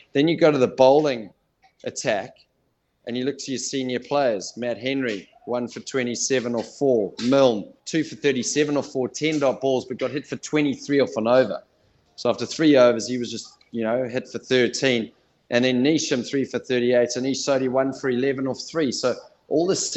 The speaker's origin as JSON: {"language": "English", "country": "South Africa", "tie": "born or raised there", "moved": "yes", "lives_now": "New Zealand", "said": "I was born in South Africa"}